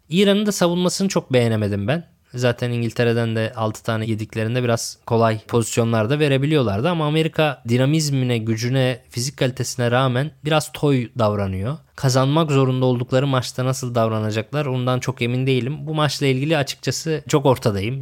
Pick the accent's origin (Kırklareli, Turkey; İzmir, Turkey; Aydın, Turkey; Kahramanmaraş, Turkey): Kırklareli, Turkey; Lüleburgaz; now in Istanbul, Turkey; Lüleburgaz'da doğup büyüdüm ben.